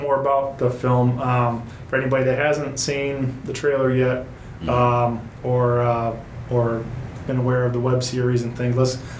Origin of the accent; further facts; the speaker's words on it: St. Louis, Missouri, United States; also born or lived in Wentzville, Missouri; I always say I'm from St. Louis, but yeah, I live out in Wentzville